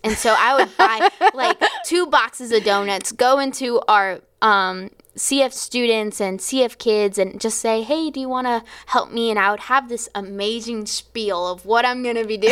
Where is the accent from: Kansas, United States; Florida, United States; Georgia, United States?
Florida, United States; I was from Florida